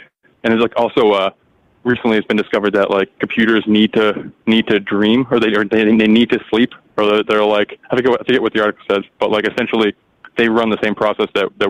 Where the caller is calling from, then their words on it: Massachusetts, United States; Hey, Mike. … from Mass.